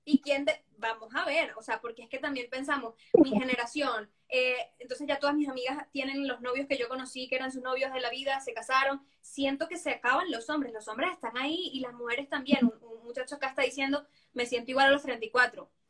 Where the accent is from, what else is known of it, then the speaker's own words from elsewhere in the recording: Venezuela; al menos yo, porque no sé si cultural, yo vengo de Venezuela, no sé si por latino, lo que sea